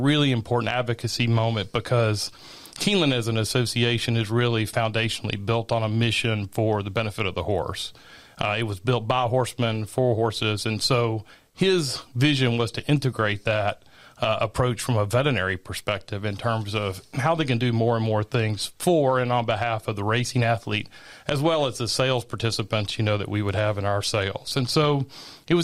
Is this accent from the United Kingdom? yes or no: no; Versailles, Kentucky, United States; I was foaled and raised in Woodford County. So I'm from Versailles, Kentucky